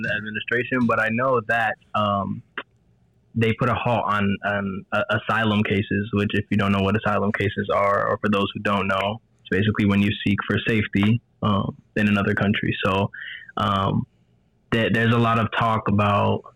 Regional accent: New Jersey, United States; also born or lived in Georgia; now in Rhode Island, United States; I'm from New Jersey, moved to Georgia. Now I'm in Rhode Island going to Roger Williams University School of Law

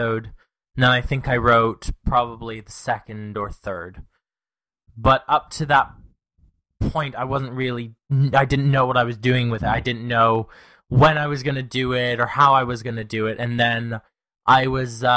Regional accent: Canada; I'm Canadian

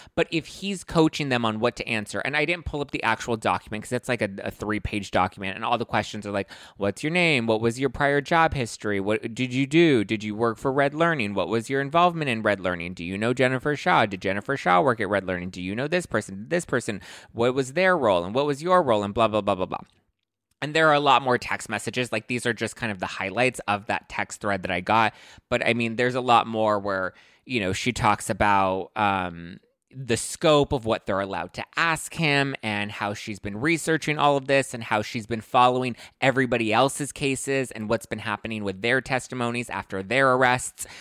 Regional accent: Los Angeles, California, United States; I'm from East LA.

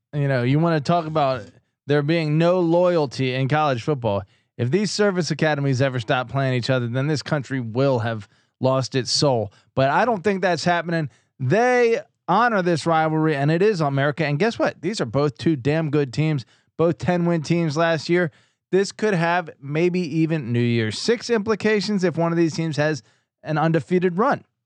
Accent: East Coast, United States; I grew up on the East Coast

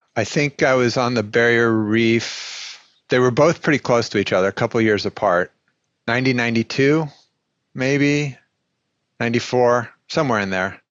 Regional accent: Colorado, United States; born or raised there; moved away as an adult; also born or lived in Bandon / Durango / New York City; now in Milwaukie, United States

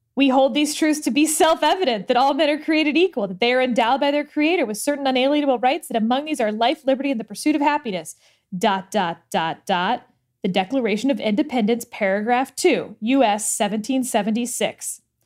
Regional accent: Texas, United States; in Texas, this is my home state

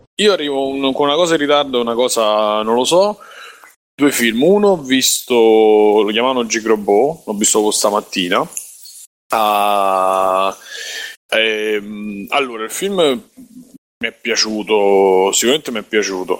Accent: Rome, Lazio, Italy; da romano

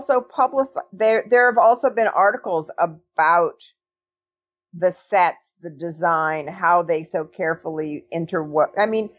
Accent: Los Angeles, California, United States; I grew up in Los Angeles. I was very young during that period.

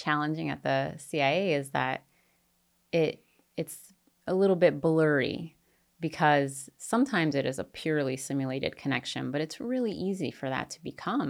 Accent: Japan; And, I grew up in Japan, so it's not like a completely foreign place to me.

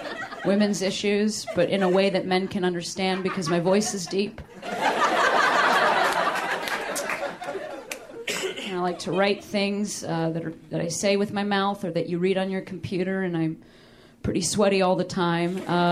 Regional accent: Chicago, Illinois, United States; now in Los Angeles, United States; I'm from Chicago.

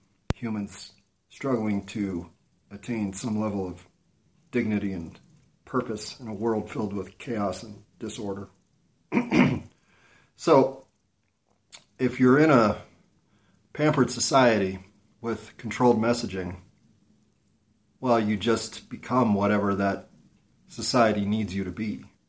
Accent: United States; as an American citizen

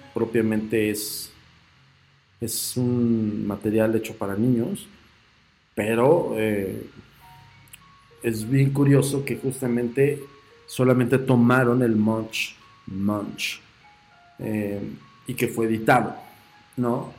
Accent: Mexico

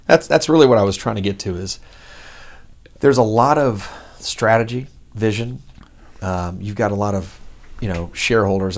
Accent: Dallas, Texas, United States; also born or lived in Los Angeles; now in Houston, United States; I'm from Dallas

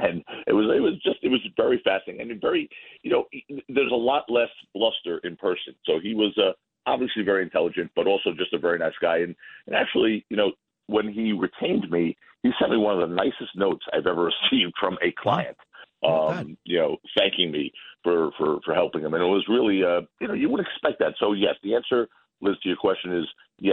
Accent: New York, United States; I'm a New Yorker.

